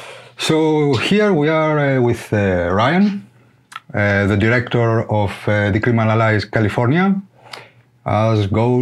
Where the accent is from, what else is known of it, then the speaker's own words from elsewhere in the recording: Greece; now in United States; I'm from Greece.